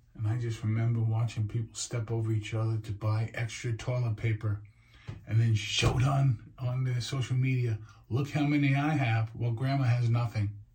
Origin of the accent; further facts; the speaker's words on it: New York City, New York, United States; living and being a New Yorker